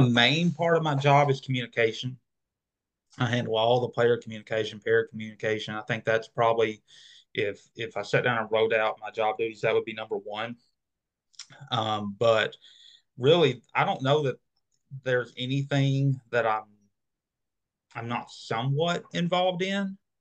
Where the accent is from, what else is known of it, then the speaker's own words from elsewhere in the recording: Arkansas, United States; going back to my hometown